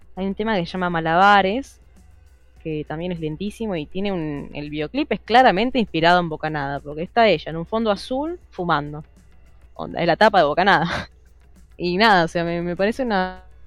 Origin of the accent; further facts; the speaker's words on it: Argentina; soy argentina